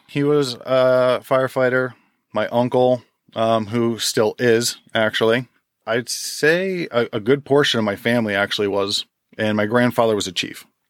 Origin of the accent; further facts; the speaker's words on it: Jackson, New Jersey, United States; also born or lived in Forked River, New Jersey; I grew up in Jackson